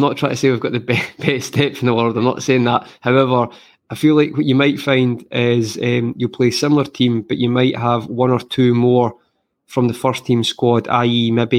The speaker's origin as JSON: {"language": "English", "region": "Scotland", "country": "United Kingdom", "said": "I'm Scottish."}